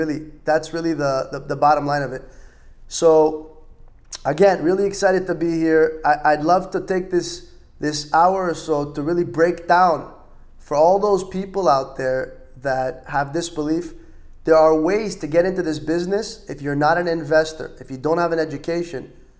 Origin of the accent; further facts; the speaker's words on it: Los Angeles, California, United States; moved away as an adult; also born or lived in Israel; now in Miami, United States; For those that don't know, I was born and raised in Los Angeles, California. I moved when I was 9 to Israel, state of Israel. I moved back when I was just shy of 16.